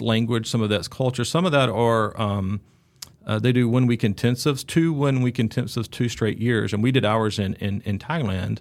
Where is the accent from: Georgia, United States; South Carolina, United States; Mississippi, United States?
Mississippi, United States; Tupelo; moved away as an adult; also born or lived in Southeast Asia; we grew up in Northeast Mississippi. My wife and I did, around the Tupelo area, Tupelo, New Albany area